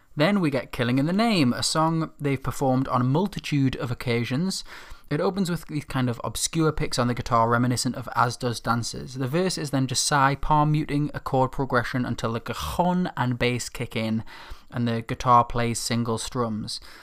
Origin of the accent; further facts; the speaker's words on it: Newcastle upon Tyne, North East England, United Kingdom; my hometown